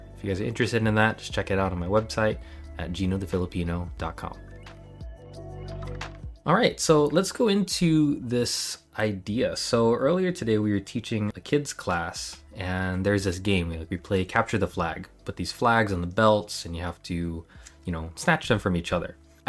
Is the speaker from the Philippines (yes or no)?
yes; Philippines; now in Virginia Beach, United States; I'm Filipino, and I'm a full-time martial artist at my family's academy in Virginia Beach, Virginia.